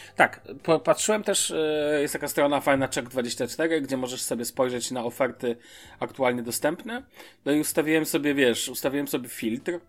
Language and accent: Polish; Poland; moved away as an adult; now in Germany; wyjechałem z Polski